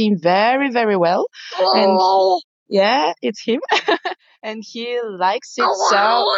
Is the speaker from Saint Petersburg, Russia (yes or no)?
no; Moscow, Russia; I'm from Russia, Moscow.